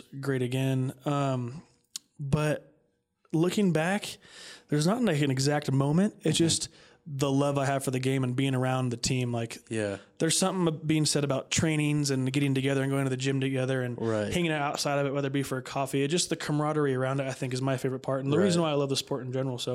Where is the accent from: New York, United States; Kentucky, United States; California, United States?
California, United States; Northern; I'm from Northern California, about an hour and a half north of Sacramento. Come from a little small farming town.